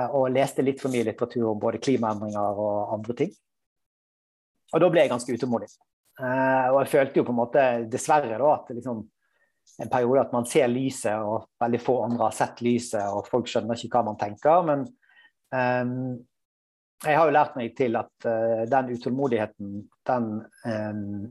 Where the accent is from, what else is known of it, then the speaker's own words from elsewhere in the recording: Bergen, Vestland, Norway; also born or lived in Trøndelag; now in Oslo, Norway; jeg er bergenser